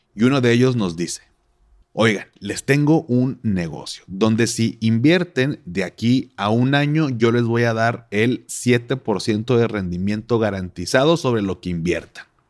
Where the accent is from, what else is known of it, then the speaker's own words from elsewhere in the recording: Monterrey, Nuevo León, Mexico; así somos los regios